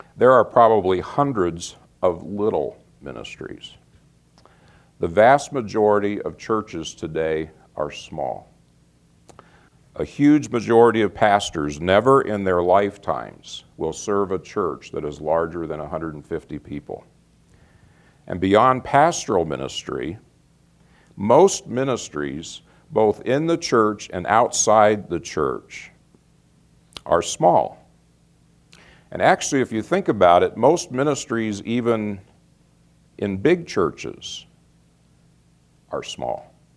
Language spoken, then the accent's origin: English; Phoenix, Arizona, United States; moved away; also born or lived in Peoria, Illinois area; I grew up in Phoenix, big city